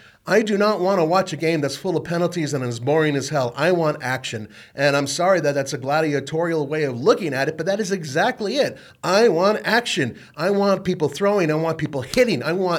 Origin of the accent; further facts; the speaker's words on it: California, United States; I grew up in California. I absolutely...